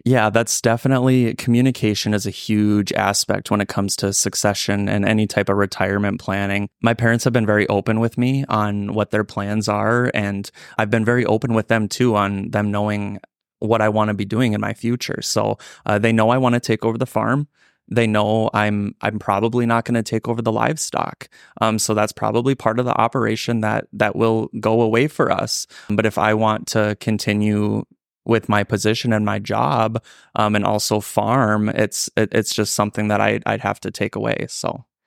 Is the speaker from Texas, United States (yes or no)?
no; Ellendale, North Dakota, United States; I'm originally from the Ellen Del Norte, Dakota area, born and raised there